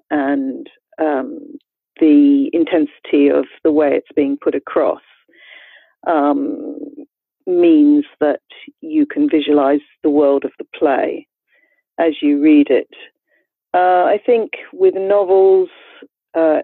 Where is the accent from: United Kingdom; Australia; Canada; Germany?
Australia; moved away; I am an immigrant to this country myself. I grew up in Australia.